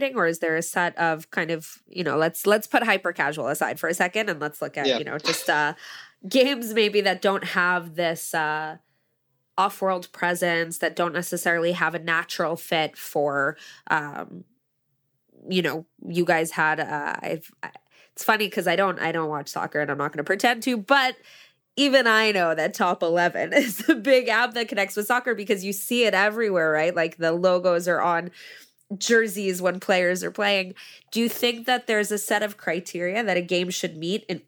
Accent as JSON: {"language": "English", "country": "United States", "said": "I'm American"}